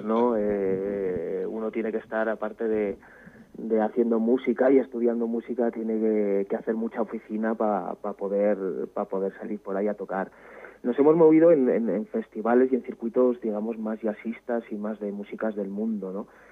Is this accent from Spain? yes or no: yes; Estella, Navarre, Spain; somos más bien navarros los dos